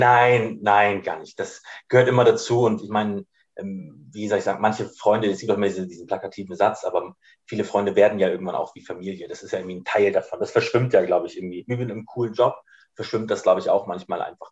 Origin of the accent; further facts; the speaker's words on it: Ratzeburg, Schleswig-Holstein, Germany; moved away; also born or lived in Bad Oldesloe; Ich bin hier oben quasi geboren in Bad Oldesloe, ähm, genau, und bin hier oben auch groß geworden in der Nähe von Ratzeburg